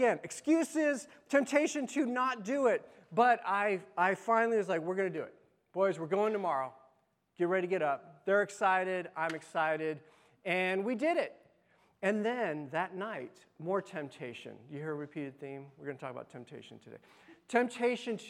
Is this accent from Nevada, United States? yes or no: yes; Las Vegas, Nevada, United States; I grew up in Las Vegas